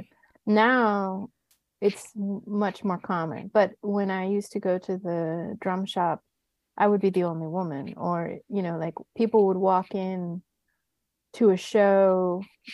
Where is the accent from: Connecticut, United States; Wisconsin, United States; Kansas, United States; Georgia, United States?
Georgia, United States; Atlanta; also born or lived in San Juan, Puerto Rico; now in Brooklyn, New York, United States; I grew up primarily in Atlanta, Georgia. So I'm a Georgia Rican there